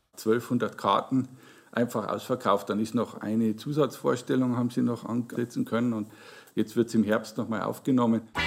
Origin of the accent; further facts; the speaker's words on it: Regensburg, Bavaria, Germany; also born or lived in Deggendorf; ich bin gebürtiger Deckendorfer, aber meine Heimatstadt ist Regensburg. Wir sind nach Regensburg gezogen, als ich ein Kind war